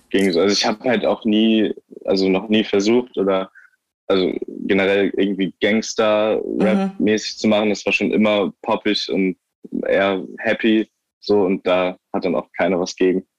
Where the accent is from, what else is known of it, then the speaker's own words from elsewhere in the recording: Eckernförde, Schleswig-Holstein, Germany; moved away as an adult; ich bin da halt aufgewachsen, bis ich 19 war